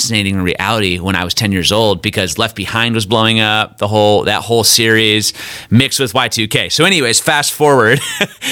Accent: Midland, Michigan, United States; now in Kansas City, United States; I'm originally from Michigan, a little town called Midland, Michigan

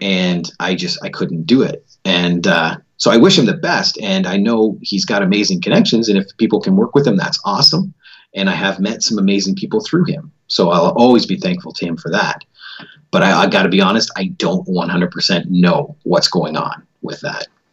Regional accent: Canada; also born or lived in Florida; I was born right here in Canada

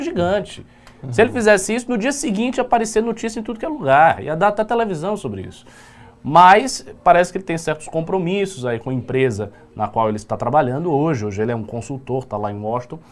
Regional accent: Bahia, Brazil; eu sou baiano

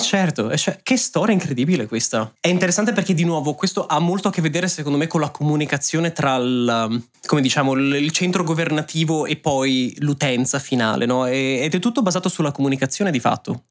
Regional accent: Italy; moved away as an adult; also born or lived in Ireland; now in Germany

